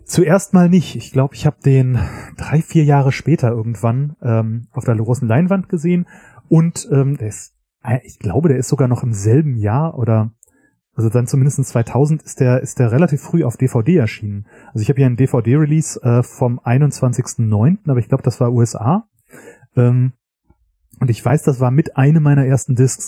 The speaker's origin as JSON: {"language": "German", "town": "Göttingen", "region": "Lower Saxony", "country": "Germany", "moved": "yes", "said": "ich komme ursprünglich aus Göttingen"}